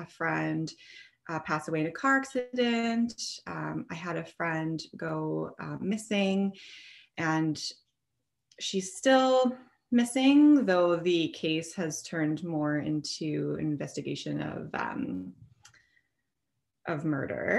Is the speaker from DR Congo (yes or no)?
no; Portage la Prairie, Manitoba, Canada; I ended up finding a position in a long-term care in my hometown in Portage la Prairie